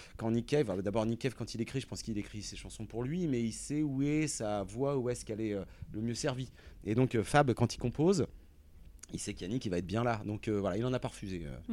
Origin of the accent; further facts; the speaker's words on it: Rouen, Normandy, France; nous, on vient de Rouen, donc on est, c'est quand même une, ville euh, ultra rock